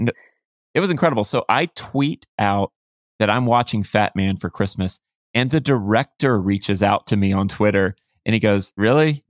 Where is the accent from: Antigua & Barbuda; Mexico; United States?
United States; Florida; I grew up in Florida, you know, it's hot here